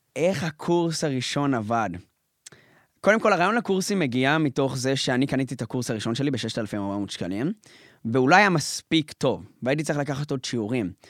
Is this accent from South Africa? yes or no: no; Jerusalem, Jerusalem District, Israel; משפחה ממוצעת, משפחה חרדית בירושלים